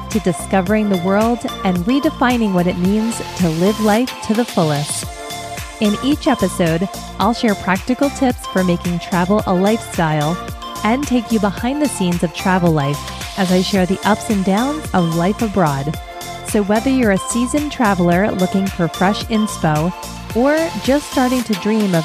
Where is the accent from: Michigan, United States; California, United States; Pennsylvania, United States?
Pennsylvania, United States; Philadelphia; I grew up in Philly, which automatically makes me a huge Philadelphia Eagles fan.